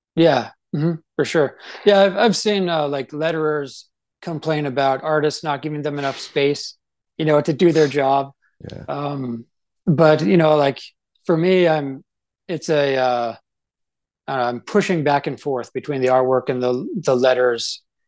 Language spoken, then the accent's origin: English; Canada; moved away as an adult; now in Idaho, United States; I grew up in Canada and uh, I love that's like my home and I, I, grew up in a, like a really small town